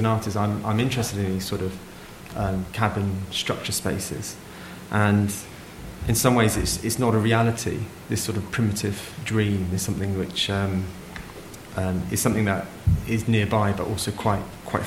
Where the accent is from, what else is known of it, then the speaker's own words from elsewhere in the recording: Kent, South East England, United Kingdom; I'm originally from Kent